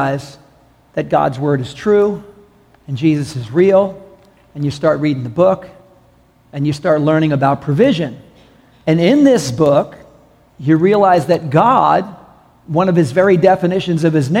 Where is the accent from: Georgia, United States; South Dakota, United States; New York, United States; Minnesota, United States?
New York, United States; New York City; I was raised in New York City